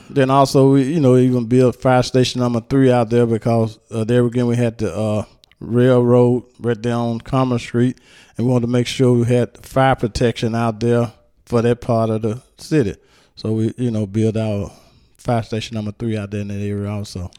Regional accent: Hernando, Mississippi, United States; also born or lived in Memphis, Tennessee; I was actually born in Memphis, but I raised, I was raised and lived here in Hernando all my life.

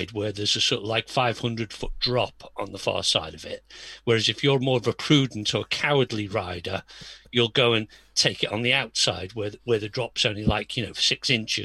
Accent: Birkenhead, North West England, United Kingdom; I'm an ex-semi-Scouser because I'm from Birkenhead

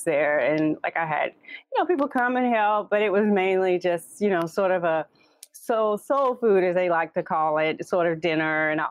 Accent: the South, United States; I'm from the South

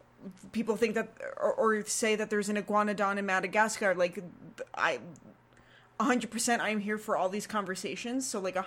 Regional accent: Florida, United States; moved away; I grew up in Florida in, like... by water

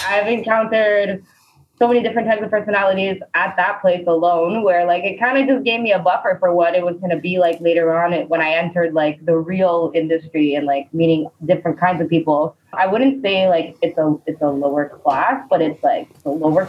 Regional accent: Laval, Quebec, Canada; now in Montreal, Canada; I grew up in Laval

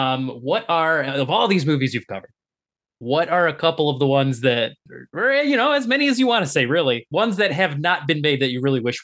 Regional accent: Detroit, Michigan, United States; moved away; I grew up in the Metro Detroit area, so I got Canadian television, like, all the time.

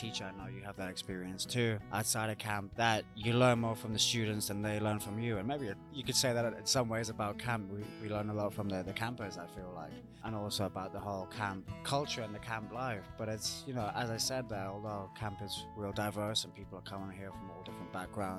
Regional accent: United Kingdom; I'm coming from the British culture

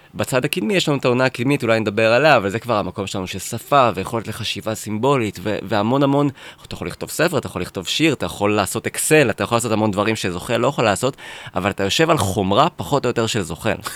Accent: Netanya, Central District, Israel; גדלתי בנתניה

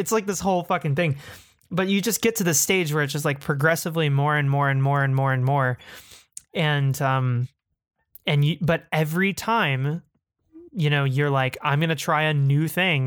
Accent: Texas, United States; when you're fifteen in Texas, uh, it, growing up in the Bush era

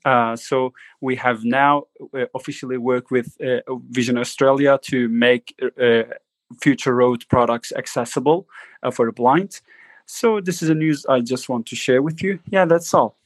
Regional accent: Turkey; I'm just uh, coming from Turkey

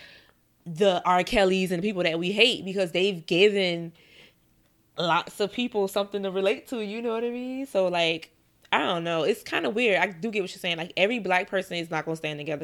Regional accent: the South, United States; now in New York, United States; I'm from the South

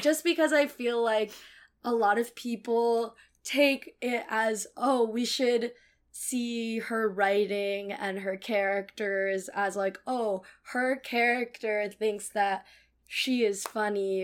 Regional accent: Cupertino, California, United States; moved away as an adult; now in New York, United States; I grew up in Cupertino, California

